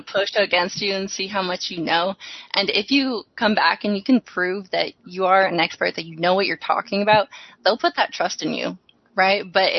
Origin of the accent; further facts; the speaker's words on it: Olympia, Washington, United States; also born or lived in Texas; So, you know, I grew up in Olympia, Washington